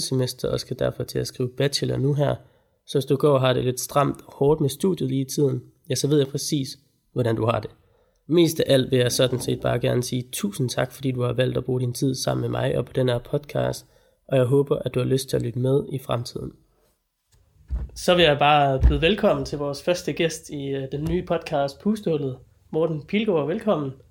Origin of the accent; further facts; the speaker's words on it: Denmark; jeg er jo sådan dansker